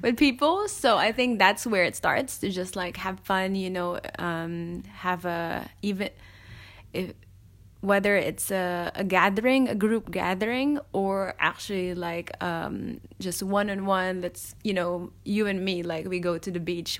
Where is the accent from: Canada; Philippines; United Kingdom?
Philippines; moved away as an adult; now in Melbourne, Australia; I'm Filipino